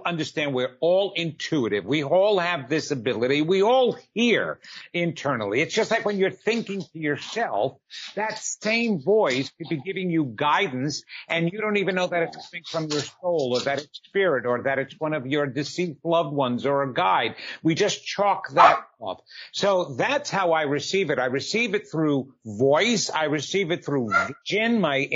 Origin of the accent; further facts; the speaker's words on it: New York, United States; moved away; also born or lived in New Jersey; I'm originally from New York. You'll tell by that soon enough as I keep talking. And we had moved to New Jersey